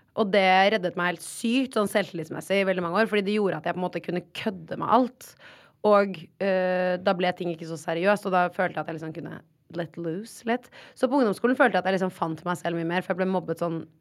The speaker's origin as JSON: {"language": "Norwegian", "region": "Oslo", "country": "Norway", "tie": "born or raised there", "said": "Men jeg har bodd på Ullern hele livet mitt."}